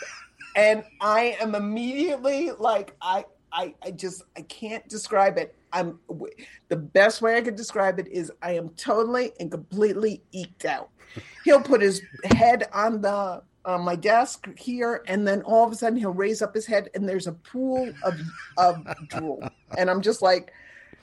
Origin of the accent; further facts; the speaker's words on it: New York City, New York, United States; I grew up in New York City